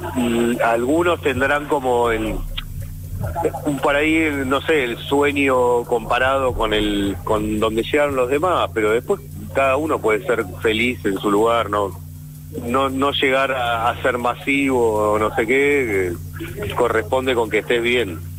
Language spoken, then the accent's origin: Spanish; Hurlingham, Buenos Aires Province, Argentina; yo soy de Burlingame